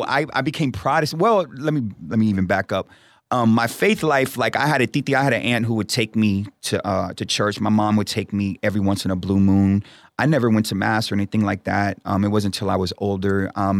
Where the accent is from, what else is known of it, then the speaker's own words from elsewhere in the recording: Houston, Texas, United States; also born or lived in Brooklyn, New York; It's hard to answer because I literally grew up all over. But in saying that, my two homes were Houston and the other home was New York, Brooklyn, New York